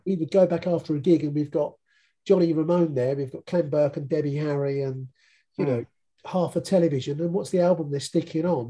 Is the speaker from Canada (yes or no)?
no; Chelmsford, East of England, United Kingdom; now in Southend, United Kingdom; I come from Chelmsford, which is a city